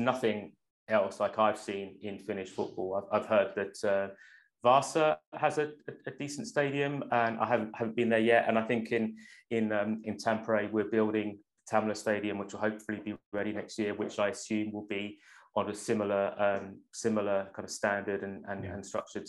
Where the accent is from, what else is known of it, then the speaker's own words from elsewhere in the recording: London, United Kingdom; now in Finland; growing up in London